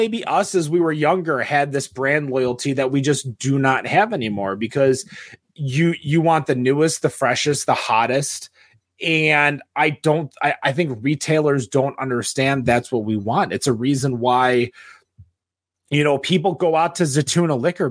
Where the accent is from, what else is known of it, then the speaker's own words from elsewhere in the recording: Troy, Michigan, United States; I grew up in Troy.